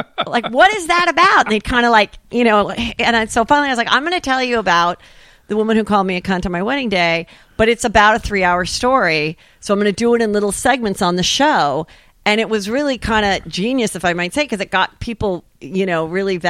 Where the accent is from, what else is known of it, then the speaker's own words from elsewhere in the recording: Woodland Hills, California, United States; Woodland Hills.